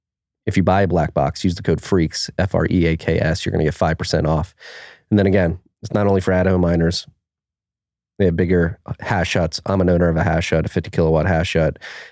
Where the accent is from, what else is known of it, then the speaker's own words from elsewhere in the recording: Philadelphia, Pennsylvania, United States; I have a Philly. I'm from Philly.